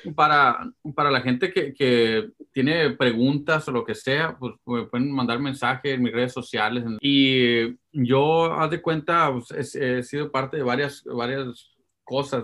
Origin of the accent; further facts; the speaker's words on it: Los Angeles, California, United States; Pues, yo sí nací en Sur Centro